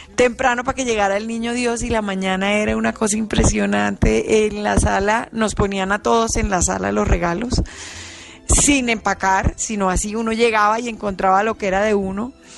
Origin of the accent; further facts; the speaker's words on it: Santa Marta, Magdalena, Colombia; yo soy de Santa Marta, viví toda mi vida en un edificio